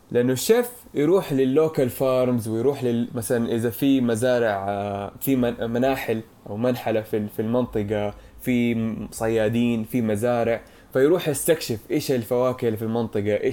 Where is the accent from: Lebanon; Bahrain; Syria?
Syria; احنا كمان انا سوري بفكر في سؤالي